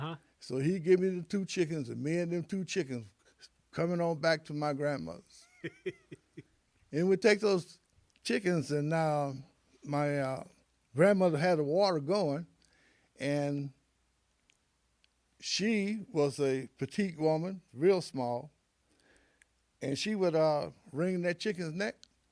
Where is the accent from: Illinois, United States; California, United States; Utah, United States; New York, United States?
Illinois, United States; Carbondale; also born or lived in St. Louis, Missouri; I was born by the river, and that was in St. Louis, Missouri, in Homer G. Phillips Hospital. And soon after my birth, I was here in Carbondale. Well, I was really going to be here in Carbondale anyway, but just so happened I was born in St. Louis.